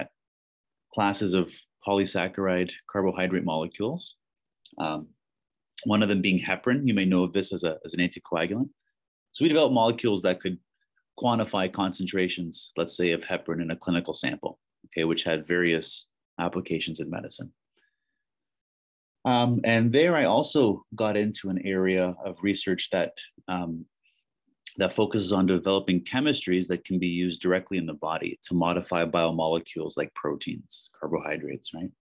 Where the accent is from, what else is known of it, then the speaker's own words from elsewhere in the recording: Hamilton, Ontario, Canada; I was born and raised in Hamilton, and so it made a lot of sense to come to McMaster.